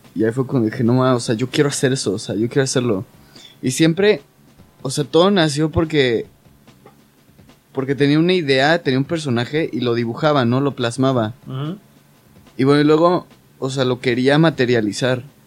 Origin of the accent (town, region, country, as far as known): Mexico